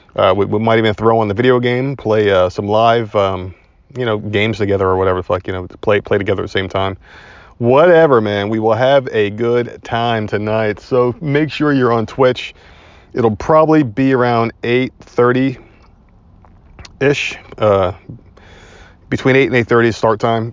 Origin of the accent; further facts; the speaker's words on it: Northeast, United States; now in Southern United States; we are Southern now. And, uh, we are from the Northeast